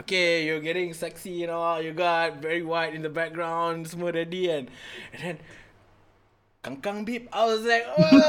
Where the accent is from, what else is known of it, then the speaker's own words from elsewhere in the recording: Malaysia; as a Malaysian, as a human being, as a Malay, as a born Muslim